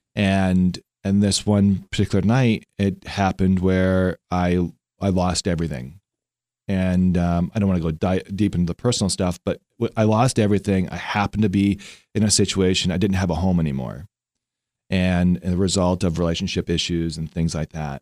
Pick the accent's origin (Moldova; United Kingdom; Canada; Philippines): Canada; Vancouver, British Columbia; now in Lancaster; I'm from Vancouver, Canada